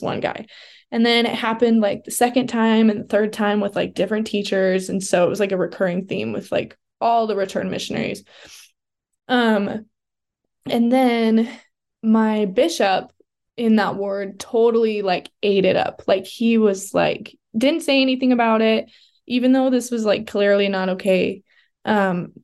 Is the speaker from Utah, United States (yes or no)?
yes; Southern Utah, United States; I grew up in Southern Utah, so I wasn't like in the Provo BYU bubble my whole life